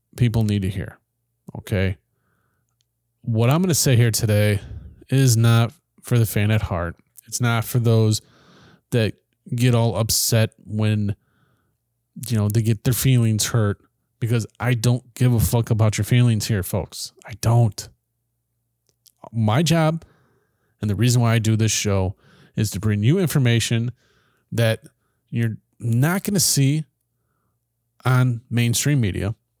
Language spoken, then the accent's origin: English; United States; our own country